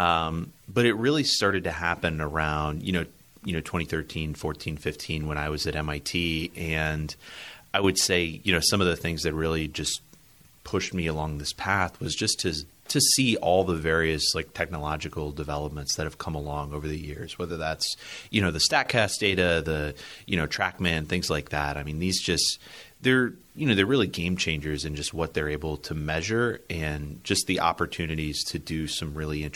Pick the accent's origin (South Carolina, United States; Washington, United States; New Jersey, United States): South Carolina, United States; Columbia; moved away; So I grew up in Columbia, South Carolina. I lived there my whole life.